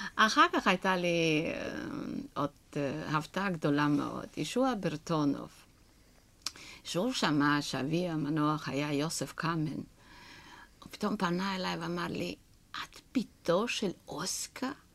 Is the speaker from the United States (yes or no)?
no; Romania; Hebrew is a second language; moved away as an adult; now in Israel; שכשעזבתי את רומניה, מכיוון שאני אה, נולדתי בבית של שחקנים